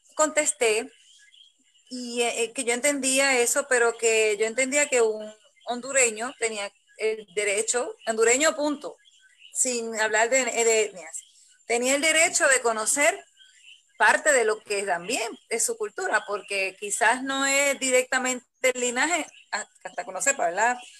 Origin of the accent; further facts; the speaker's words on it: Puerto Rico; yo como, como puertorriqueña